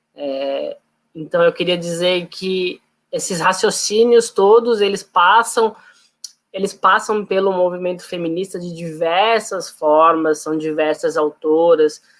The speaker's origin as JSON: {"language": "Portuguese", "town": "Florianópolis", "region": "Santa Catarina", "country": "Brazil", "said": "eu sou de Florianópolis"}